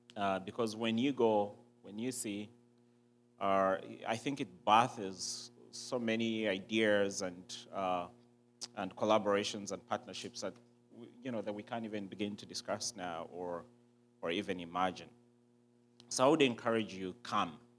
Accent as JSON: {"language": "English", "country": "Uganda", "tie": "born or raised there", "said": "I was born and raised in Uganda."}